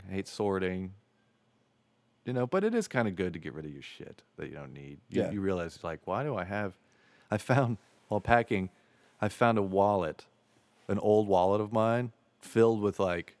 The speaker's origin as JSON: {"language": "English", "town": "Ozona", "region": "Florida", "country": "United States", "tie": "born or raised there", "said": "I grew up in Ozona, Florida, which is like right near Clearwater"}